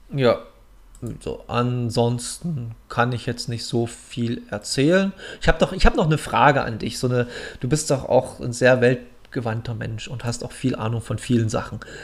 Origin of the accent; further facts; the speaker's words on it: Munich, Bavaria, Germany; moved away; in München unten, in meiner alten Heimat